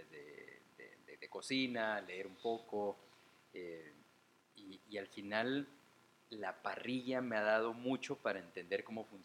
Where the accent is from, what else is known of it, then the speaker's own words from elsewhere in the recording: Guatemala; also born or lived in Mexico; Y bueno, luego a cierta edad nos regresamos a Guatemala y aquí estoy, ¿no? de hecho me chingan con que soy un guatemalteco hecho un México.